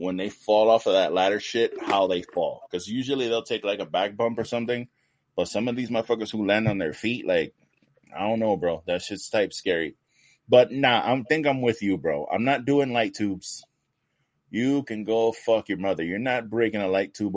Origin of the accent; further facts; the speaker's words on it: New York, United States; I'm from New York